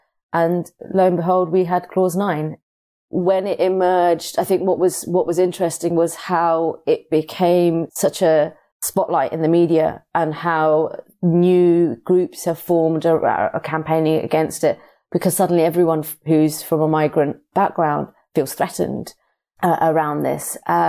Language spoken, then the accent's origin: English; United Kingdom; born there; I'm born British, but I have Pakistani heritage through my parents.